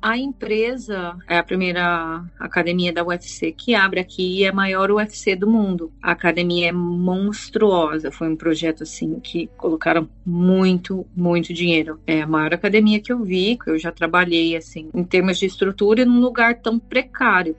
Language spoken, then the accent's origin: Portuguese; Tapiratiba, São Paulo, Brazil; moved away as an adult; also born or lived in Minas Gerais / Campinas / Al Ain, United Arab Emirates / Saudi Arabia; now in Pakistan; Eu nasci em Tapiratiba, interior de São Paulo, divisa com Minas Gerais